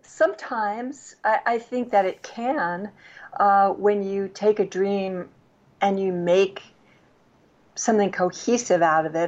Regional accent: New York City, New York, United States; moved away; I grew up in New York City, so I would go to Connecticut or places by the shore for the summer.

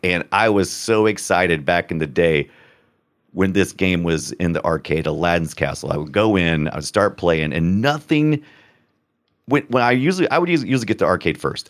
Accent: United States; I'm an American

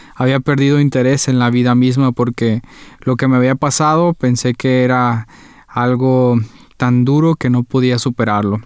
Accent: Guadalajara, Jalisco, Mexico; also born or lived in Paraguay; Yo soy mexicano, nací en la ciudad de Guadalajara, Jalisco, es la segunda ciudad más grande de México, aproximadamente 7 millones de habitantes. Ahí fue donde crecí

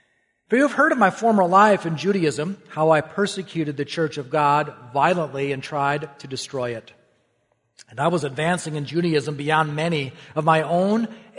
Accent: Wisconsin, United States; also born or lived in Minnesota; I grew up in Wisconsin and Minnesota. Our families moved frequently. And because my mom had horses, well, that meant we would never live in the city. We were always searching for a nice country home, often like an old farmhouse that needed to be updated.

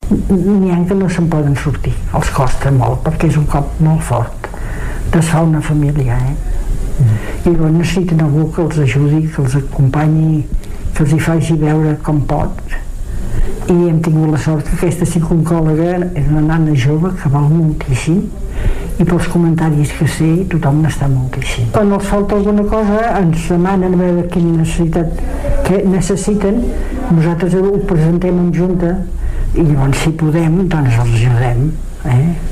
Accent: Osona, Catalonia, Spain; la comarca d'Osona és molt solidària, no n'hi ha gaires com la nostra

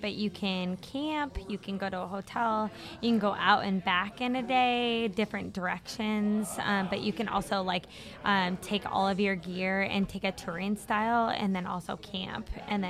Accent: Marion, Iowa, United States; I'm from Marion, Iowa.

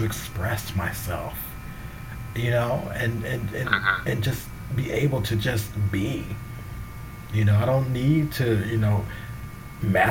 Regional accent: the South, United States; I come from the South. I grew up a certain way

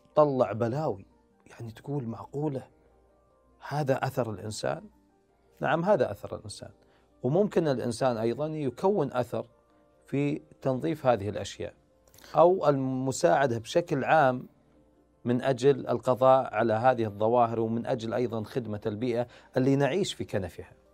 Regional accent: Saudi Arabia; عندنا في السعوديه

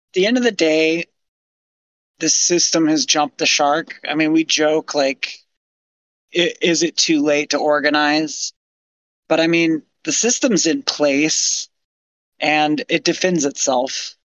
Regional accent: United States

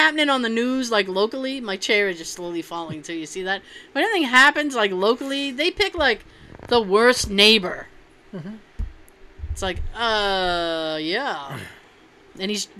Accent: Canada; As a Canadian, the raptor-sized turkey legs sold at amusement parks...

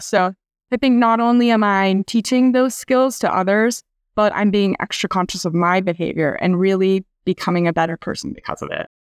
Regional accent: Iowa, United States; moved away as an adult; also born or lived in Kansas City, Missouri; now in San Diego, United States; I grew up in Iowa, went to school there

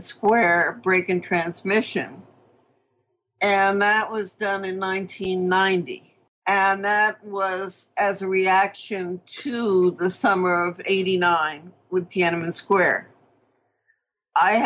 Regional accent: New York City, New York, United States; I grew up with in Queens

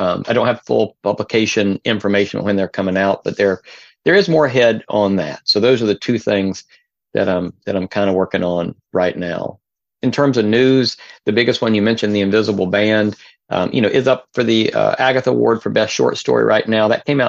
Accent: North Carolina, United States; I am from North Carolina originally, and that was my favorite independent bookstore when I was in North Carolina.

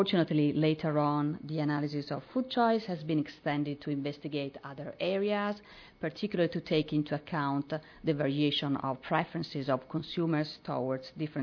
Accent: northeast Italy, Italy; I'm from Italy, as was introduced. I'm from the north, northeast area of Italy

